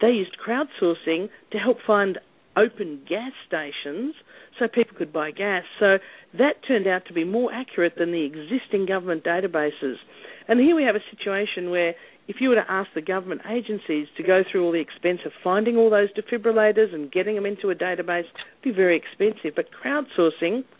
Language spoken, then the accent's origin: English; Australia; moved away as an adult; also born or lived in Harlem, New York / Baltimore; now in New York, United States; I'm originally from Australia